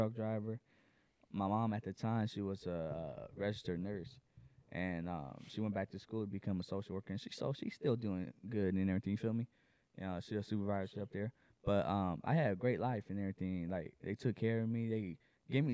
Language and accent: English; Inland Empire, San Bernardino County, California, United States; I grew up in the Inland Empire, San Bernardino County